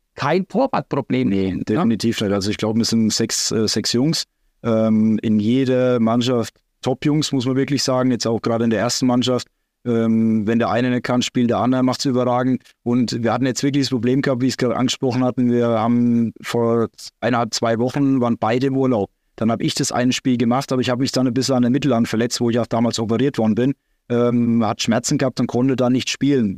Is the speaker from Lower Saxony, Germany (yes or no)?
no; Salz, Bavaria, Germany; also born or lived in Großbardorf; Dann entschieden, wieder in die Heimat zu gehen, nach Salz.